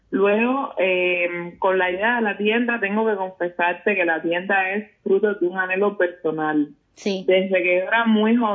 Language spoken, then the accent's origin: Spanish; Guanajuato, Mexico; yo soy de Guanajuato y en Guanajuato la cultura afro fundamentalmente las religiones es algo que está muy arraigado, entonces formaba parte de mi día a día.